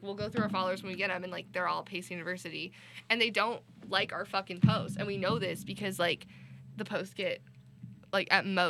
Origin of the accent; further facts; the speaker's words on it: Denver, Colorado, United States; moved away as an adult; now in New York City, United States; I'm from Denver.